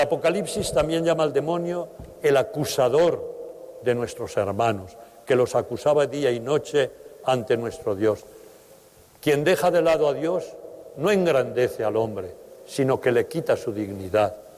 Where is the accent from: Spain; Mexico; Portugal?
Spain; Teruel, Aragon; moved away; Teruel, mi tierra de origen